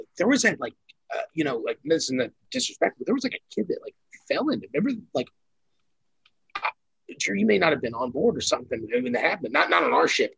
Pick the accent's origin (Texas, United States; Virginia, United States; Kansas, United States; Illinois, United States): Kansas, United States; I'm from Kansas